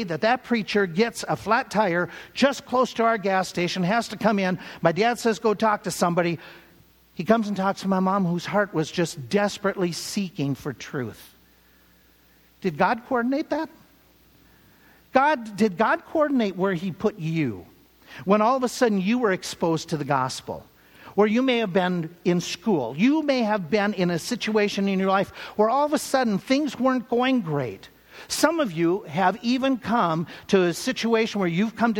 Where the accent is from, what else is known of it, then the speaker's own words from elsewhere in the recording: Minnesota, United States; growing up in Minnesota